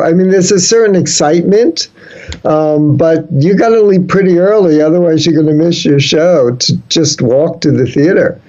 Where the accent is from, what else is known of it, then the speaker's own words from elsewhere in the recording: New York City, New York, United States; moved away as an adult; also born or lived in San Francisco; I grew up in the Bronx